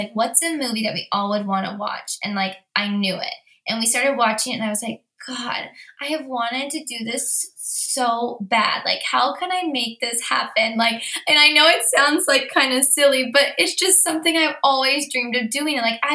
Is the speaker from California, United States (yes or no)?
yes; Bakersfield, California, United States; Here I am from Bakersfield, California